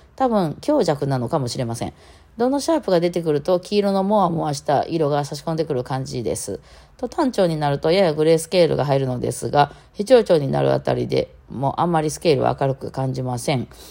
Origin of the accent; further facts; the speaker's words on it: Osaka, Japan; 私大阪人で大阪って発音します